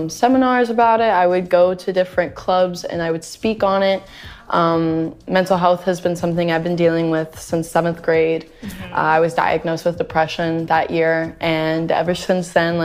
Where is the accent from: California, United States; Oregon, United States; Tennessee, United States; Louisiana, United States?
Louisiana, United States; now in Los Angeles, United States; I'm from Louisiana and I grew up there